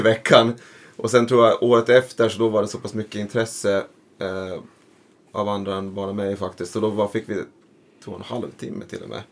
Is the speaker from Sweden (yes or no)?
no; Föglö, Åland, Åland Islands; also born or lived in Mariehamn; jag är, är från Fögle, heter det. Mm. Och det är ju liksom en av de här skärgårdskommunerna då